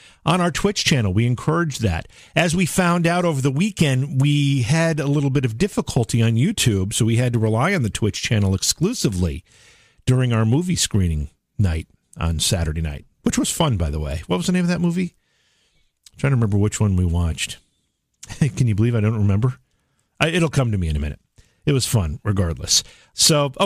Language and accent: English; Oneonta, New York, United States; now in Cooperstown, United States; my hometown of Oneonta, New York, which is about 30 miles from where I live now in Cooperstown, New York